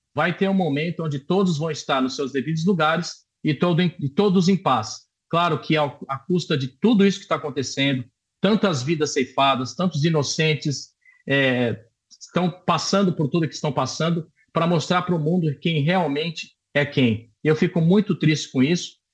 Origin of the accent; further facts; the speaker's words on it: Brazil; now in Israel; sou brasileiro